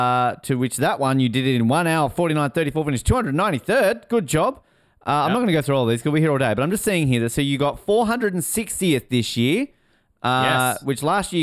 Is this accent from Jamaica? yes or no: no; Canada; as a Toronto fan who hasn't won it in like 60-odd years, as a Canadian who they haven't won a Stanley Cup in like 30 years